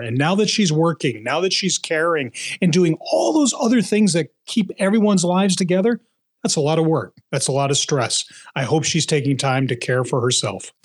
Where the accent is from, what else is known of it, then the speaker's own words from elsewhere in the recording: Philadelphia, Pennsylvania, United States; now in New England, United States; you may be able to hear this in my, uh, my accent, uh, that even though I'm a proud New Englander now, I grew up in Philadelphia.